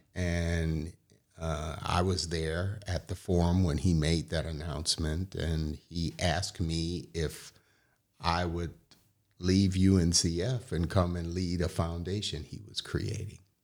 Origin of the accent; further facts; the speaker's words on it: Detroit, Michigan, United States; moved away; growing up in Detroit